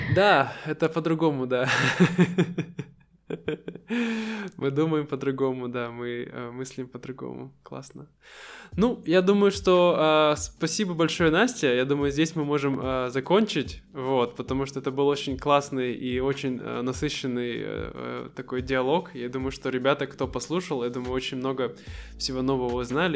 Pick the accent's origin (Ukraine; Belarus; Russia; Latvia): Russia; Siberia; мы настоящие сибиряки, мы очень быстро говорим